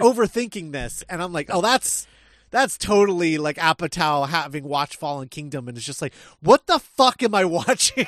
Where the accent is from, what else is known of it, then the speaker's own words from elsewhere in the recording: Midwest, United States; I was raised in the Midwest